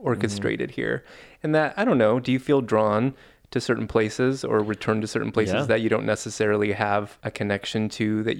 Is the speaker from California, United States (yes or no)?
yes; Southern California, United States; I'm from Southern mm-hmm. California.